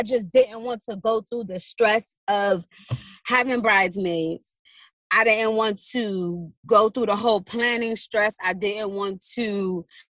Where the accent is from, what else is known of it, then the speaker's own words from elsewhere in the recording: New York City, New York, United States; I'm from Brooklyn